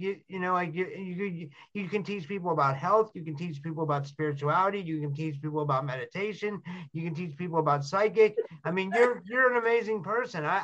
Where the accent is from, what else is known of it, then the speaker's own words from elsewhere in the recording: Pittsburgh, Pennsylvania, United States; I'm from Pittsburgh